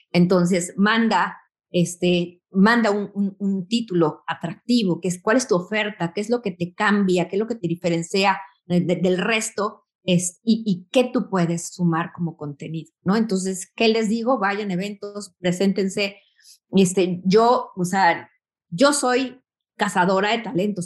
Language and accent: Spanish; Mexico; vengo de México